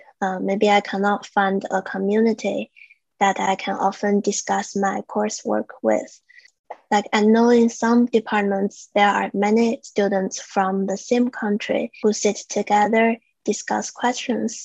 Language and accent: English; China; now in Canada; I come from China